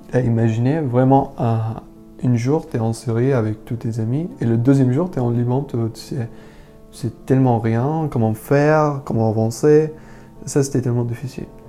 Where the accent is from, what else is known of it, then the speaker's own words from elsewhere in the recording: Damascus, Damascus Governorate, Syria; French is a second language; moved away as an adult; also born or lived in Homs; now in France; je viens originalement de Syrie, de Damas